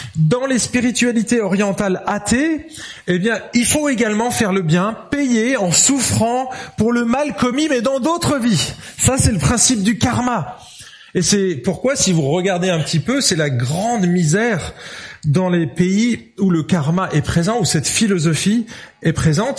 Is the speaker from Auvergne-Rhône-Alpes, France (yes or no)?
yes; Lyon, Auvergne-Rhône-Alpes, France; je suis lyonnais